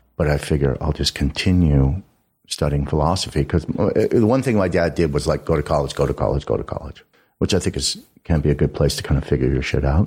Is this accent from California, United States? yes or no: yes; Los Angeles, California, United States; I grew up in, uh, the mean streets of Studio City